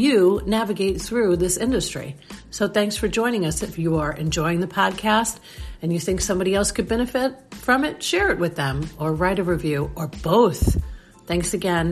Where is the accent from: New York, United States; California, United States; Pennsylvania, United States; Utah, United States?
New York, United States; Long Island; now in St. Petersburg, United States; I was raised in Long Island